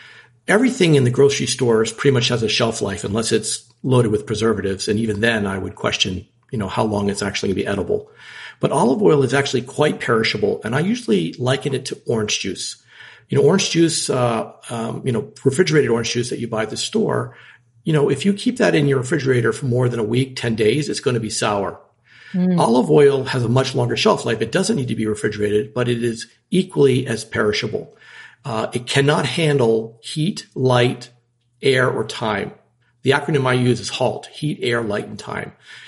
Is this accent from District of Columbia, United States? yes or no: yes; Washington, District of Columbia, United States; Growing up in Washington, D.C., we had access to wonderful French food and international food